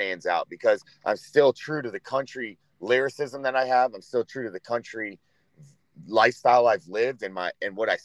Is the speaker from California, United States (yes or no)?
no; Florida, United States; also born or lived in Michigan; at 2 years old, I moved down to Florida. And I lived in South Florida, like by Clearwater Beach, you know, until I went through high school